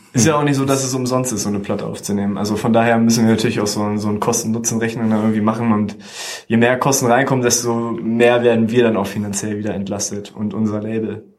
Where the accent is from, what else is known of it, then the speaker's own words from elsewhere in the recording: Celle, Lower Saxony, Germany; moved away as an adult; also born or lived in Hanover; Und wir kommen ursprünglich aus, aus Celle und gar nicht aus Hannover, sondern aus dem Zeller Umkreis